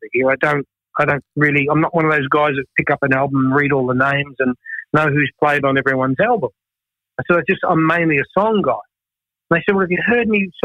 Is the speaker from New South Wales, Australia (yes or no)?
no; Melbourne, Victoria, Australia; I grew up in Richmond